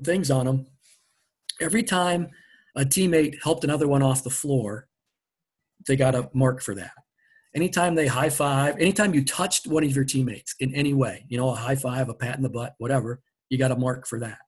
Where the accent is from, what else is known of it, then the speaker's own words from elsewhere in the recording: Platteville, Wisconsin, United States; I grew up around Platteville